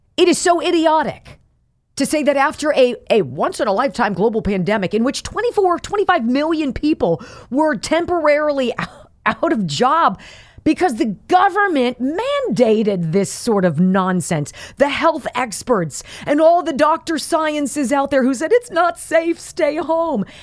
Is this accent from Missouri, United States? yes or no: no; Pennsylvania, United States; my home state of Pennsylvania, the Commonwealth of Pennsylvania